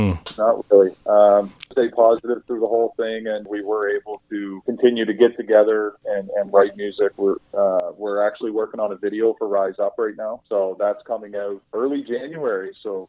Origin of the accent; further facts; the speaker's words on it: Saint John, New Brunswick, Canada; For me, growing up in St. John, I've seen a lot of concerts, a lot of shows, whatever, at the Imperial Theater.